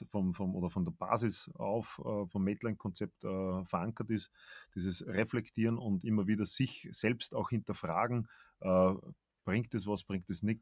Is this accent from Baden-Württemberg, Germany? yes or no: yes; Baden-Württemberg, Germany; Das kann ja. ich vom Baden, wo ich herkomme, nicht sagen.